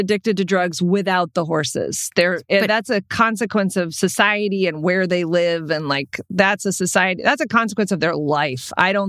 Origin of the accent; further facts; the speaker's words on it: Texas, United States; also born or lived in South Dakota; That is not a thing ever in Texas where I grew up or in South Dakota where I grew up.